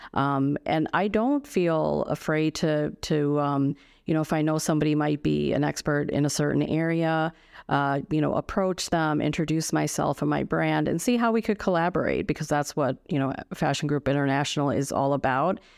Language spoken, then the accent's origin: English; United States; I grew up here in the States, but, um, my culture and heritage is, uh, from India